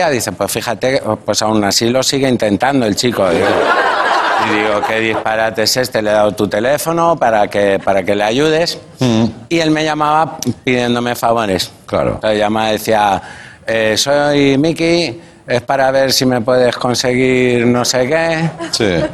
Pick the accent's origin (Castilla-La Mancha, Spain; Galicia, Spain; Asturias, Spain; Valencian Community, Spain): Castilla-La Mancha, Spain; born there; Nací en La Mancha y, y, soy muy grande, o sea que algo de Extremadura habré...